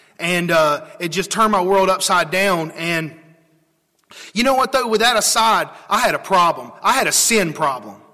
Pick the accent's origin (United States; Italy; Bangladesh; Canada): United States; Trinity, North Carolina; I'm from Trinity. I don't know if y'all know where that is. That's a small little town near Greensboro.